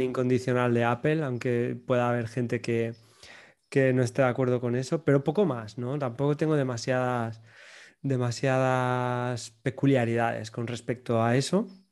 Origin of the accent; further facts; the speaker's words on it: Region of Murcia, Spain; soy, soy del sur, soy de Murcia y bueno, pues un pueblecito